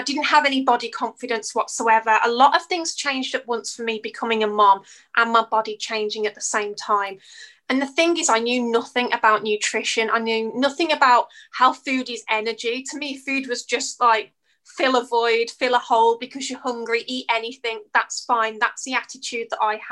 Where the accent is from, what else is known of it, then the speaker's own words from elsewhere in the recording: United Kingdom; As you can probably tell by my accent, I'm from the UK.